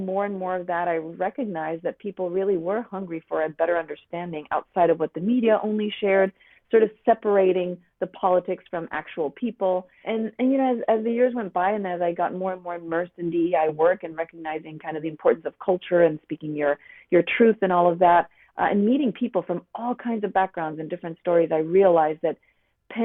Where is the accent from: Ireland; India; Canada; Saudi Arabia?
Saudi Arabia; moved away as an adult; also born or lived in Wyoming; now in Washington State, United States; I grew up in Saudi Arabia as the child of an Arab father and an Italian mother